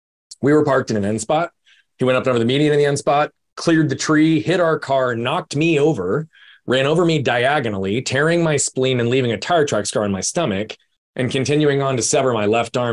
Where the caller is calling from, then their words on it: Phoenix, Arizona, United States; I'm in Phoenix, Arizona.